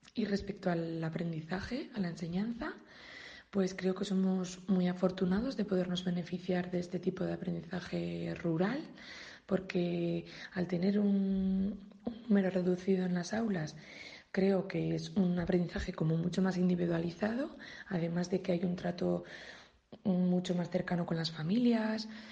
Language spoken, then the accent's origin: Spanish; Bardenas, Aragon, Spain; soy de Bardenas y estudié en el CRAN entre los años 1995 y 2004